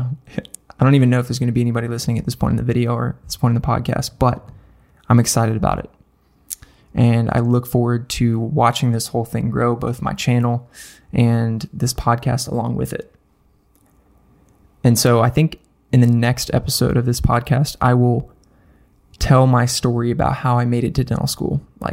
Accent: Nashville, Tennessee, United States; Nashville, my hometown

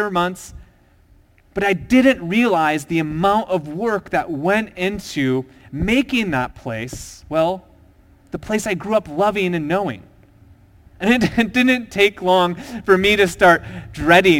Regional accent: Minnesota, United States; I grew up in a small town in Minnesota

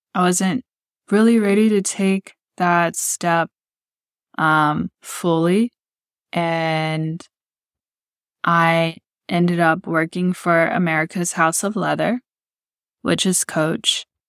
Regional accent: Texas City, Texas, United States; moved away as an adult; I was raised in Texas City, Texas, which is located in the Gulf Coast, part of Galveston County and near Houston

